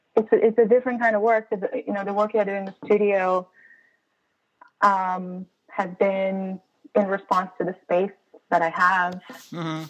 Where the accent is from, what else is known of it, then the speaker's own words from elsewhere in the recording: Brazil; moved away as an adult; now in United States; As an immigrant, I'm from Brazil and I've been living here for about 10 years